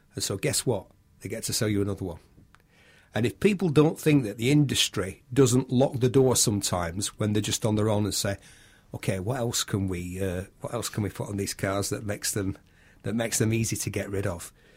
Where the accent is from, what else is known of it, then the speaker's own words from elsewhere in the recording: United Kingdom; I'm British